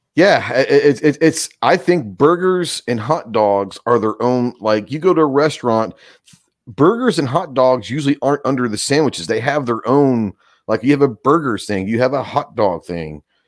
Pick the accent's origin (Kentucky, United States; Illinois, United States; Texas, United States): Texas, United States; now in Arkansas, United States; growing up in Texas